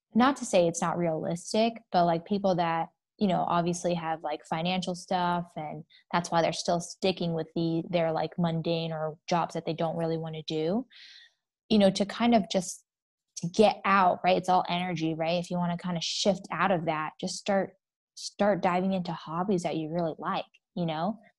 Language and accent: English; Northern Virginia, United States; now in Phoenix, United States; I am from Northern Virginia, D M V area.